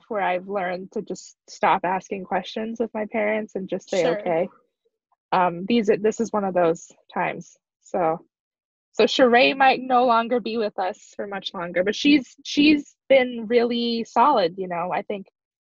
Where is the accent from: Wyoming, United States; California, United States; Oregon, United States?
Wyoming, United States; I'm from Wyoming, very much a hick.